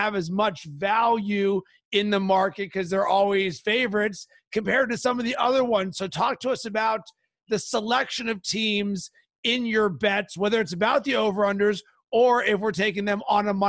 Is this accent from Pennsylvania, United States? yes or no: yes; Pittsburgh, Pennsylvania, United States; now in Chicago, United States; I'm from Pittsburgh and I live in Chicago.